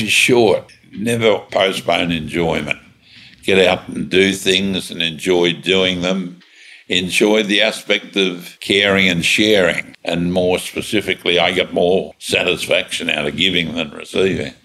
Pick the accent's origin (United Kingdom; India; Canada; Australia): Australia; I'm an Australian